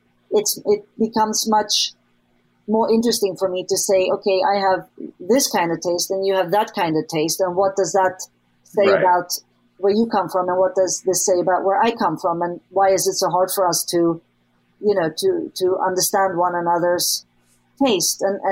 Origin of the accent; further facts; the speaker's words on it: Sweden; I grew up, you know, I grew up in Sweden